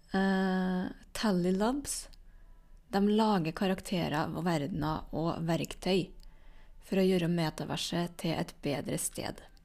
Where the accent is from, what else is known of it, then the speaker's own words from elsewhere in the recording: Trøndelag, Norway; som trønder